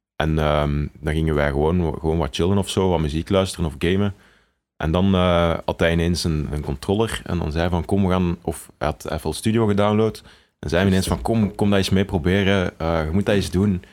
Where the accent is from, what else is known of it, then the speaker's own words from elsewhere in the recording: Tienen, Flanders, Belgium; moved away as an adult; also born or lived in Leuven; now in Antwerp, Belgium; we zijn allebei samen opgegroeid in Tiene of in en rond Tienen.